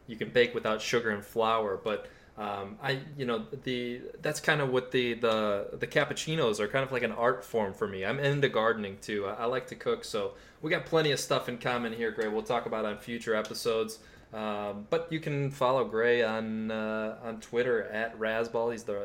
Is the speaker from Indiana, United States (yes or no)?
no; north of Chicago, Illinois, United States; I grew up north of Chicago